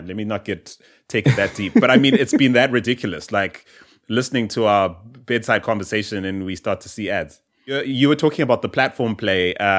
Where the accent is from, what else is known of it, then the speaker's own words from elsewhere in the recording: South Africa; growing up in South Africa, or even in Southern Africa